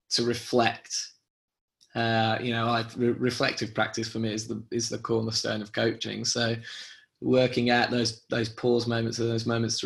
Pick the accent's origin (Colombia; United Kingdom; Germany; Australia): United Kingdom; England; the natural pessimism of being English